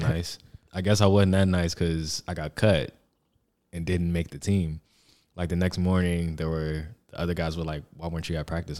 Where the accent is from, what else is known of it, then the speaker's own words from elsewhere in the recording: Atlanta, Georgia, United States; I'm from Atlanta